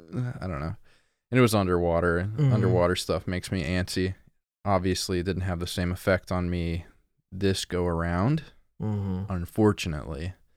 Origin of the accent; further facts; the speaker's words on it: Montana, United States; I'm from Montana.